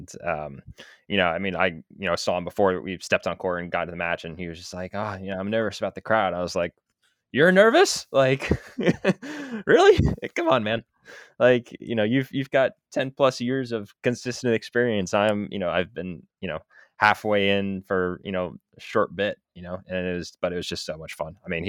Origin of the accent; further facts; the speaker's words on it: New York City, New York, United States; I grew up on the Upper West Side of New York City.